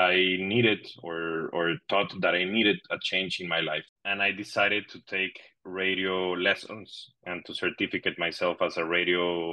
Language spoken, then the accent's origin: English; Monterrey, Nuevo León, Mexico; English is a second language; moved away as an adult; now in Madrid, Spain; Monterrey, my hometown.